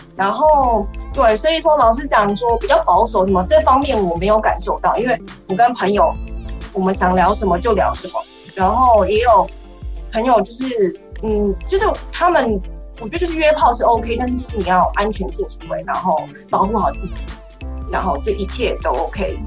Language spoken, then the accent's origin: Chinese; Taiwan; 我是来自台湾，我们也是老师